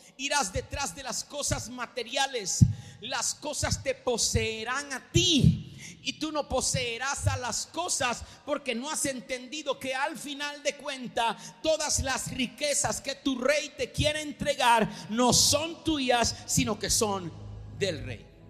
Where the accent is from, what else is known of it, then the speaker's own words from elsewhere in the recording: Venezuela; yo nací en Venezuela